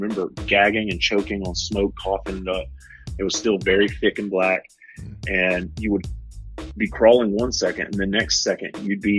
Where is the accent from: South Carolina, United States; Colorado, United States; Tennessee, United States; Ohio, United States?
South Carolina, United States; Bluffton; accent: Southern; now in Charleston, United States; I grew up in South Carolina in the southeastern part. In a small town called Bluffton